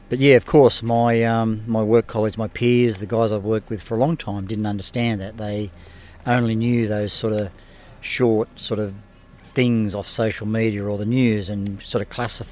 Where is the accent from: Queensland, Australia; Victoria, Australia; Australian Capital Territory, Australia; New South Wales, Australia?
Queensland, Australia; Mackay; I'm from Mackay.